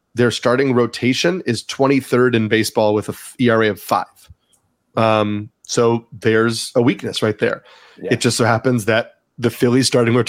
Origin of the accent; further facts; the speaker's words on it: New York, United States; I grew up in New York. I had Mets season tickets as a kid.